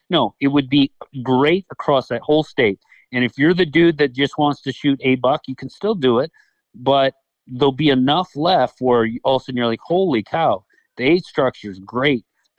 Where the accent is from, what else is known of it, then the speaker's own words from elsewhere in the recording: Michigan, United States; Now, is it better than, you know, where I came from, Michigan?